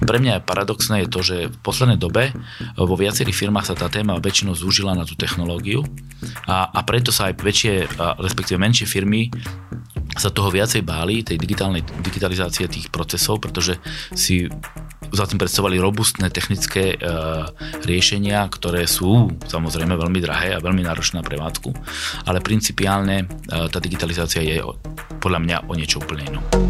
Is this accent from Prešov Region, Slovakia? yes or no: yes; Vranov nad Topľou, Prešov Region, Slovakia; ja som sa narodil vo Vranove nad Topľou